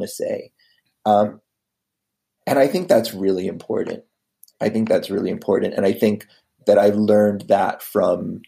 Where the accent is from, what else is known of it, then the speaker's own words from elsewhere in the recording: United States; also born or lived in Boston, Massachusetts; I am originally from uh, outside of DC. My dad worked for the government um, most of my life. I mean, before that, I I was born in Boston, but uh, then lived around DC.